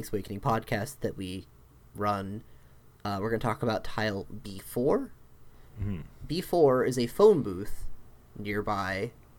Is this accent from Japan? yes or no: yes; Tokyo, Japan; I'm from Tokyo.